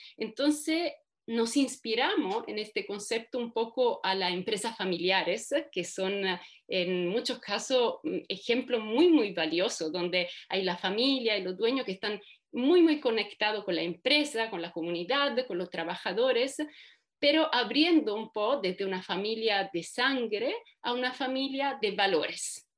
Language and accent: Spanish; Italy; moved away as an adult; also born or lived in Germany; soy italiana de origen. Em, estudié allá, estudié Derecho